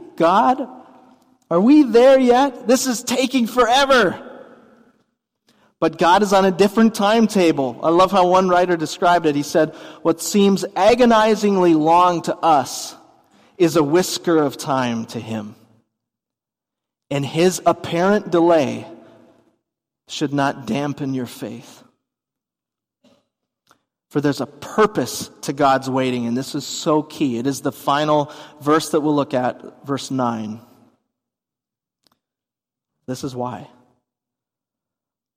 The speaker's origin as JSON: {"language": "English", "region": "Minnesota", "country": "United States", "said": "as a Minnesotan"}